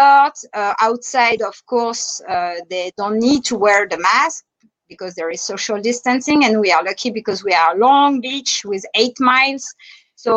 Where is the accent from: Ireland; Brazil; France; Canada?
France; accent: French; English is a second language; now in Bahamas; I'm French. If you notice my French accent